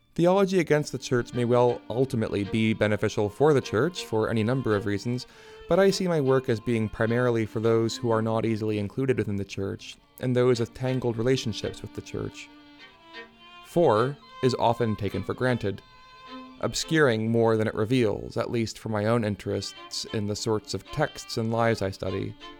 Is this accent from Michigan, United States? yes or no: yes; Michigan, United States; moved away as an adult; also born or lived in New Hampshire / Seattle; now in New Haven, United States; I was born in New Hampshire to a pastor and a book editor, moved with my family to Michigan when I was ten